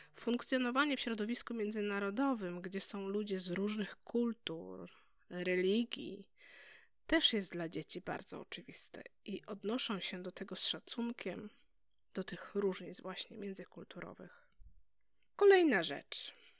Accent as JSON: {"language": "Polish", "country": "Poland", "moved": "as an adult", "said": "Chcieliśmy lepszej przyszłości dla naszych dzieci, dlatego wyjechaliśmy z Polski"}